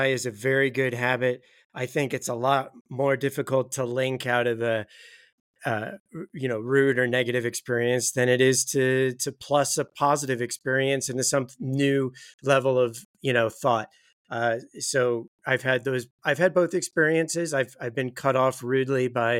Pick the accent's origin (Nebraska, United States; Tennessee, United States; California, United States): California, United States; I identify as Californian